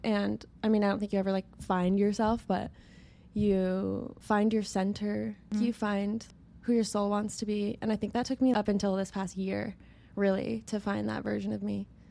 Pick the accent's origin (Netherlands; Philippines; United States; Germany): United States; Idaho; moved away as an adult; now in Los Angeles, United States; I'm from Idaho